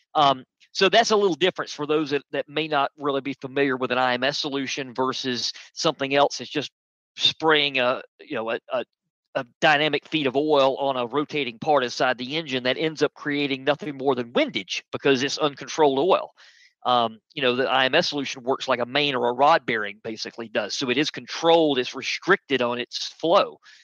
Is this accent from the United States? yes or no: yes; United States; I'm American